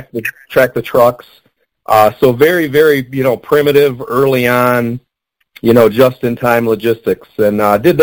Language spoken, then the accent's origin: English; Detroit, Michigan, United States; I'm from the Detroit area